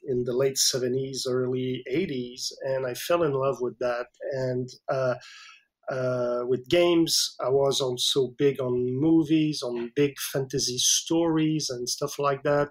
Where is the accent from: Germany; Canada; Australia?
Canada; English is a second language; I didn't speak English at all. I'm French Canadian, so, and my English was like zero to none.